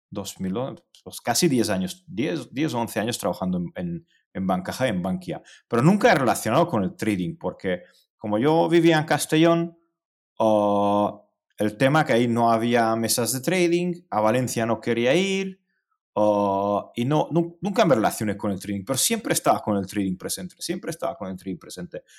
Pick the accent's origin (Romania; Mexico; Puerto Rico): Romania; Cluj-Napoca, Cluj County; Spanish is a second language; also born or lived in Hungary / Spain; now in near Budapest, Hungary; yo nací en Transilvania, eh, donde, de donde es Rácula. Eh, nací en Cluj, en Kolozsvár